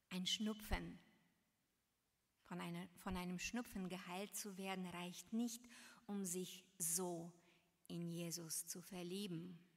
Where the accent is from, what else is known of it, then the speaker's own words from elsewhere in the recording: Varna, Varna Province, Bulgaria; In meiner Heimatstadt in Varna, Bulgarien, in der Straße, in der ich meine Kindheit verbrachte, standen damals wunderschöne Jugendstilhäuser.